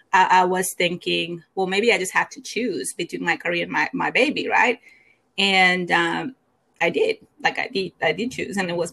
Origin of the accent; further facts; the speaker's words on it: Mexico; English is a second language; moved away as an adult; now in United States; I grew up in Mexico. I moved to the U.S. probably like 15 years ago. And I did not, of course, speak the language